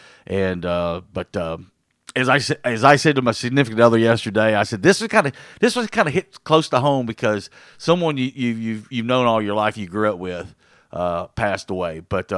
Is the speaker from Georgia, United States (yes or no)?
no; Osceola, Arkansas, United States; I grew up with him in Osceola